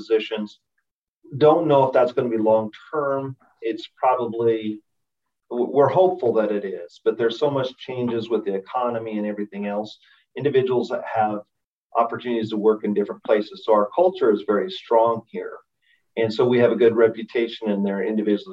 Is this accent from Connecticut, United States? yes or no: no; Colorado, United States; moved away; also born or lived in Oregon; I grew up in Colorado